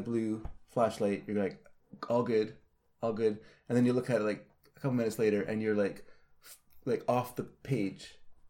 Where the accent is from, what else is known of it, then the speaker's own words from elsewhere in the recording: Vancouver, British Columbia, Canada; Yeah, I can only speak Cantonese. Because I'm from Vancouver, you know, we have a big Cantonese population.